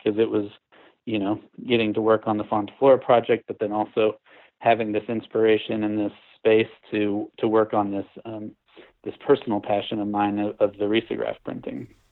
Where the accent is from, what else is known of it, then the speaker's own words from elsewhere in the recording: Houston, Texas, United States; moved away as an adult; now in Asheville, United States; growing up in Texas, I was used to flat grid, you know, Houston is a huge town